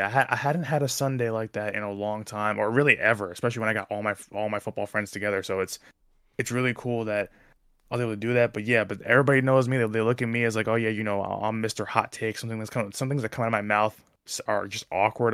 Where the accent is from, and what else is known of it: New Jersey, United States